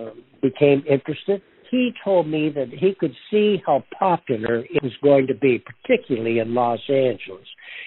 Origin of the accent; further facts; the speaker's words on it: Toronto, Ontario, Canada; as I am, was born and raised in Toronto, Canada